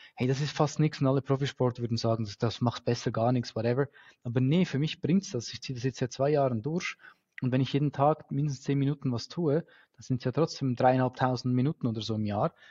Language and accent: German; Switzerland; bei uns in der Schweiz